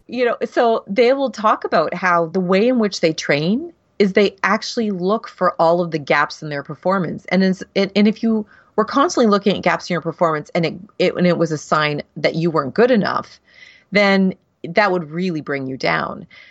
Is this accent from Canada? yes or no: yes; Canada; I'm Canadian